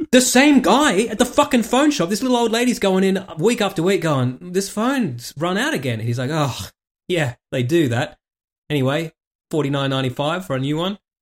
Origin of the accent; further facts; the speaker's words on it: Warragamba, New South Wales, Australia; growing up in fucking Warragamba in the eighties